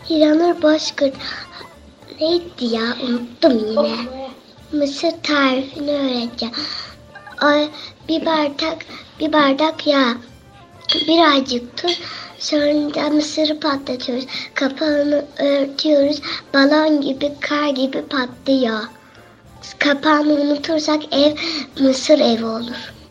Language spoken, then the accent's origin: Turkish; Konya, Turkey; Konya, Konyalıyım.